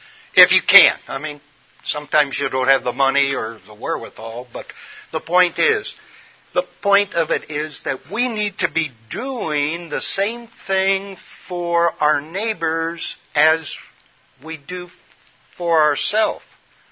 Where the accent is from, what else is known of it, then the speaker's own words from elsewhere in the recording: Midwest, United States; born there; I'm a Midwesterner by original birth, and silos is where they store grain.